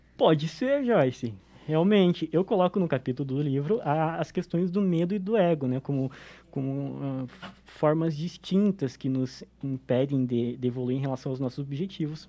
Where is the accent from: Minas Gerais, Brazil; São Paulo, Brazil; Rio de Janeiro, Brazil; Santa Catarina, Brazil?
Santa Catarina, Brazil; São Bento do Sul; Eu sou natural de São Bento do Sul